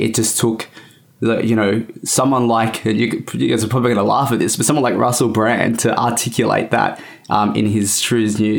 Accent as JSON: {"language": "English", "town": "Bowraville", "region": "New South Wales", "country": "Australia", "tie": "born or raised there", "said": "growing up in Bowraville on the Aboriginal reserve there, what we call the Mission"}